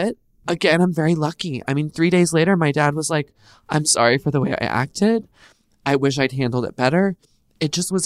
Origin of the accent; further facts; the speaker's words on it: Texas, United States; now in California, United States; I grew up in the South in Texas